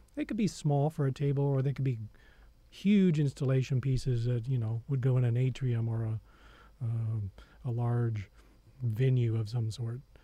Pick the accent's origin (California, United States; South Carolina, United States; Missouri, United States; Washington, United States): Missouri, United States; southern; I grew up on a farm in southern Missouri